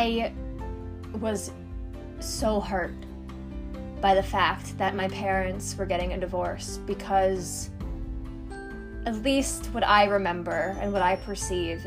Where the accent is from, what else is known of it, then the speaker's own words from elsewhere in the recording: New York City, New York, United States; I grew up in Queens, New York, where there was lots of hustle and bustle